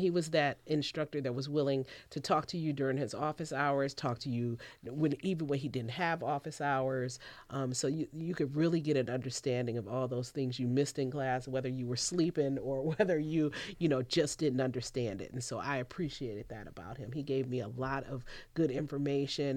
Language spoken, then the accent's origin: English; Cleveland, Ohio, United States; moved away as an adult; I'm originally from Cleveland, Ohio